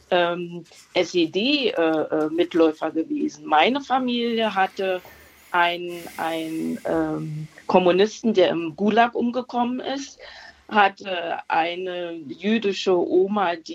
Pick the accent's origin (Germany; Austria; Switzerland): Germany; Berlin; Ich muss dazu sagen, ich habe beim äh, Anruf gesagt, ich komme aus Ostberlin.